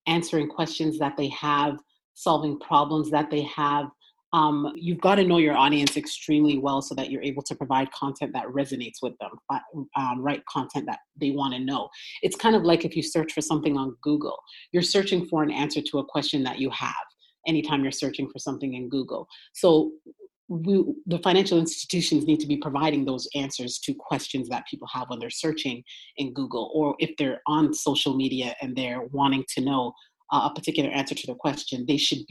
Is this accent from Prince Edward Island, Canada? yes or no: no; Toronto, Ontario, Canada; moved away as an adult; now in United States; I'm originally from Toronto. Ontario in Canada